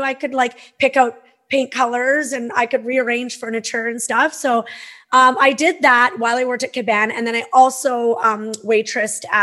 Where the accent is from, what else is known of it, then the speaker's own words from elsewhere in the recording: Peace River, Alberta, Canada; now in Okanagan, Canada; I grew up in Northern Alberta, Peace River, Alberta.